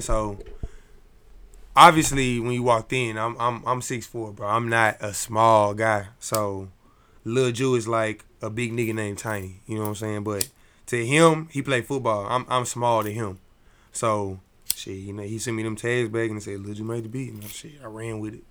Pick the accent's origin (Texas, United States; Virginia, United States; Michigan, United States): Texas, United States; Dallas; I'm from Dallas